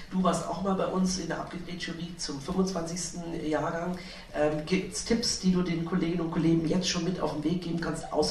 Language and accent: German; Lower Saxony, Germany; ich bin 16 Jahre alt und ich komme aus dem Wendland.